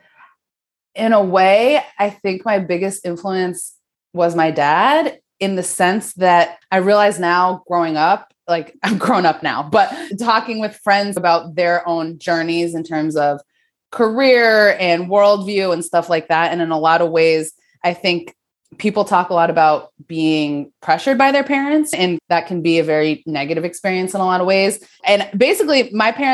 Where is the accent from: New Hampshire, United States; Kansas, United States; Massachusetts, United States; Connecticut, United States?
Connecticut, United States; Branford; moved away as an adult; also born or lived in New York City; I grew up in outside of New Haven, Connecticut, in a town called Brantford